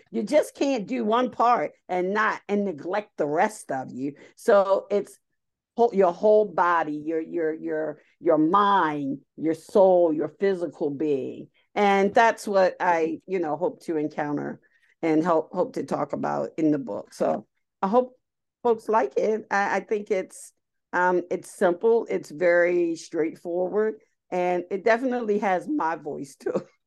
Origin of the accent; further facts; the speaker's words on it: Baltimore, Maryland, United States; moved away as an adult; now in Pennsylvania, United States; I actually grew up in Baltimore City.